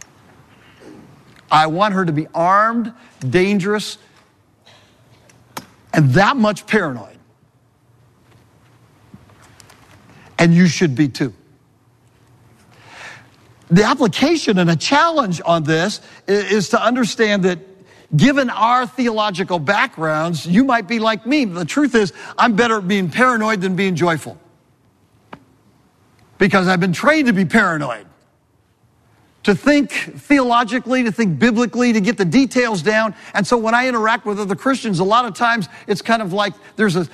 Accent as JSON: {"language": "English", "region": "California", "country": "United States", "also_born_or_lived": "New England", "moved": "as an adult", "said": "I'm from California"}